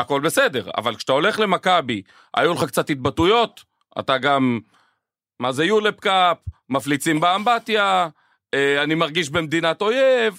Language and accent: Hebrew; Israel; אנחנו ישראלים ואוהבים וציונים